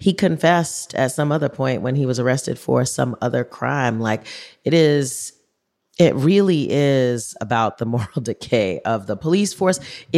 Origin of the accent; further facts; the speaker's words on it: New York, United States; moved away; I lived in New York. I grew up in New York.